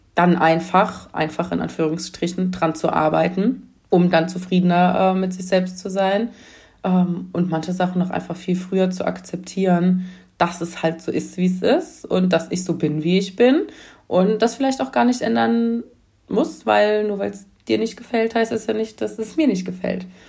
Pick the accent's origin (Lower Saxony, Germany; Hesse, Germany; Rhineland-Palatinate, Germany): Rhineland-Palatinate, Germany; near Mainz; ich komme ja aus Mainz ähm, und ähm, so aus der Nähe von Mainz.